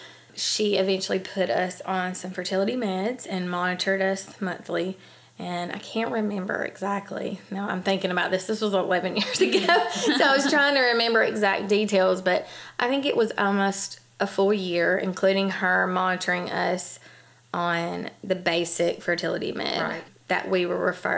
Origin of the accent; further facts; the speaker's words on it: Huntsville, Alabama, United States; I was born and raised here in Huntsville, Alabama.